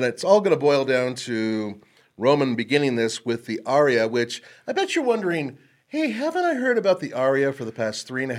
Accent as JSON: {"language": "English", "region": "California", "country": "United States", "tie": "born or raised there", "said": "As a, you know, born and raised in California, I can attest to that."}